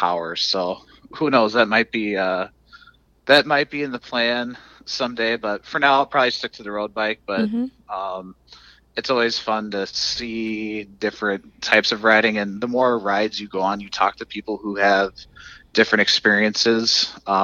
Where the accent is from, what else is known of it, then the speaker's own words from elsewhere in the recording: Forest City, Iowa, United States; now in Wisconsin, United States; Pilot Knob State Park, which is by my hometown in Forest City